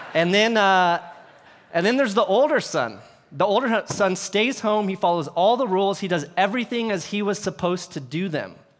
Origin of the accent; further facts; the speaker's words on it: Bay Area, California, United States; I grew up here in the Bay Area